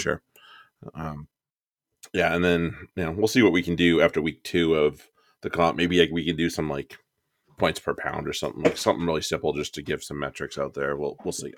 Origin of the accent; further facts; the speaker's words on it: United States; as an American